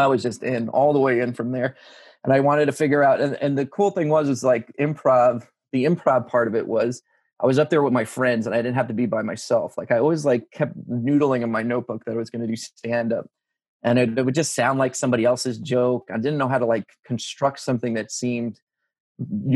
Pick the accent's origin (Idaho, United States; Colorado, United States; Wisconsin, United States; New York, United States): New York, United States; Long Island; moved away as an adult; also born or lived in Ohio; growing up on Long Island in the 90s